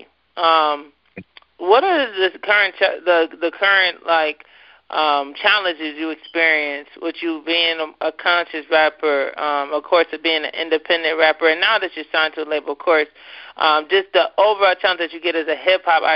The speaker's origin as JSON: {"language": "English", "region": "East Coast", "country": "United States", "said": "I'm from the East Coast"}